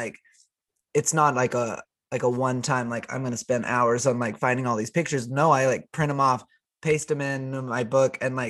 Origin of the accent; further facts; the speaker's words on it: Oklahoma, United States; accent: Oklahoma; My Oklahoma accent has come out so hard the last little bit.